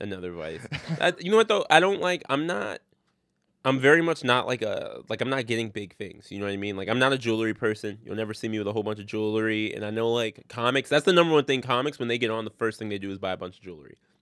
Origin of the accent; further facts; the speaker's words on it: Orange County, upstate New York, United States; now in New York City, United States; I'm from Orange County. Well, I went to high school in Orange County.